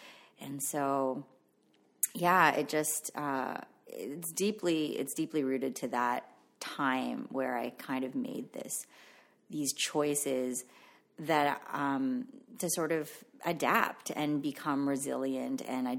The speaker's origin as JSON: {"language": "English", "country": "Philippines", "first_language": "Tagalog", "second_language": "English", "said": "I stopped speaking my mother tongue and adopted English. And to this day, I don't speak Tagalog anymore, but my parents speak to me in Tagalog and I understand it fluently, but I just don't speak it."}